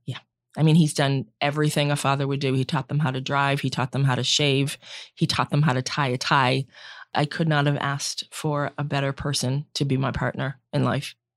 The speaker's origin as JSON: {"language": "English", "region": "Central Massachusetts", "country": "United States", "tie": "born or raised there", "said": "I grew up in Central Mass, one of seven children"}